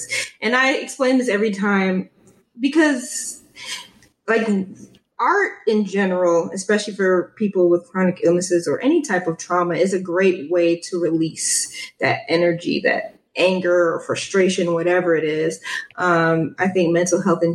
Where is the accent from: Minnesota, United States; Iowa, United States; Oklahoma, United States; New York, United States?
New York, United States; New York City; growing up in New York, we listened to a lot of hip hop and stuff like